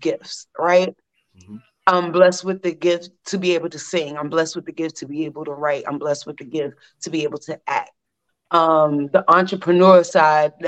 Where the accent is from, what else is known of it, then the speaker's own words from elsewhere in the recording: New York City, New York, United States; I'm born and raised in Brooklyn.